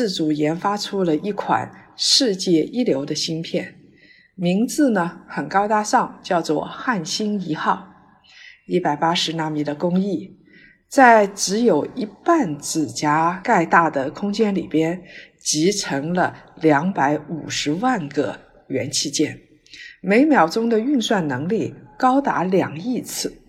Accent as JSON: {"language": "Chinese", "country": "China", "said": "我们中国人的教育是应试教育，"}